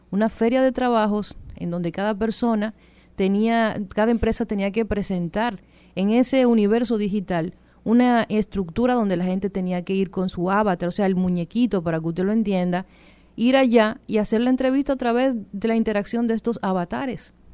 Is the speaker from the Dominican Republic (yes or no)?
yes; Dominican Republic; Yo creo que nosotros como República Dominicana tenemos una gran oportunidad.